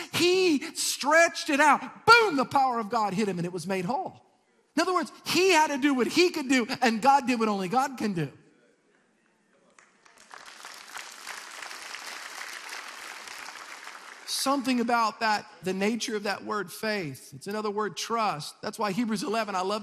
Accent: Metairie, Louisiana, United States; I moved in the house that I was raised in Metairie.

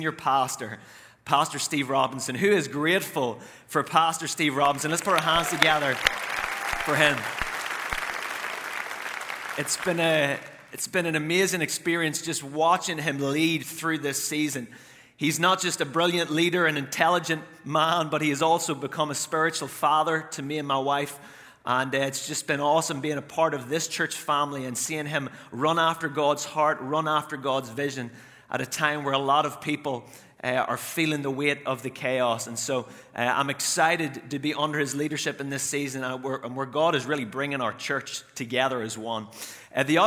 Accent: Northern Ireland, United Kingdom; now in United States; I am from Northern Ireland

